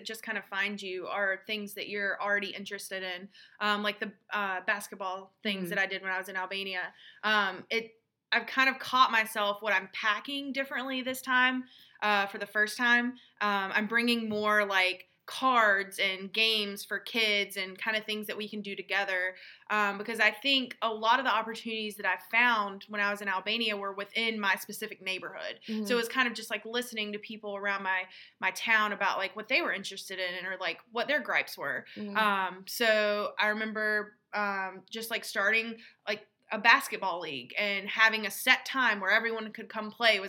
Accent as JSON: {"language": "English", "country": "United States", "tie": "born or raised there", "said": "learning the customs and kind of like the gender roles and how that is different from our background from growing up in the States."}